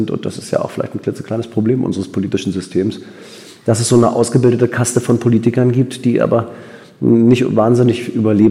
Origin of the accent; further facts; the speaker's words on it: Berlin, Germany; Ich bin in Berlin geboren, groß geworden, zur Schule gegangen